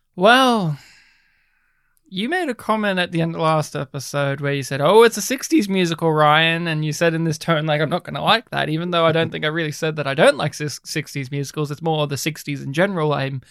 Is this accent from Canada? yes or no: no; Australia; first language English; I'm more Australian than you.